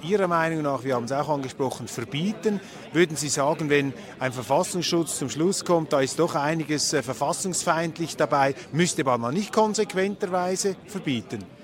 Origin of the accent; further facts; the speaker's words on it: Switzerland; ich bin Schweizer.